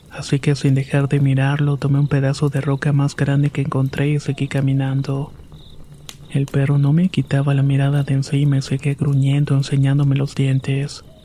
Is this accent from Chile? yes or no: no; San Francisco, San Luis Potosí, Mexico; Soy originario de San Francisco, San Luis Potosí, y el siguiente episodio me pasó cuando tenía 12 años.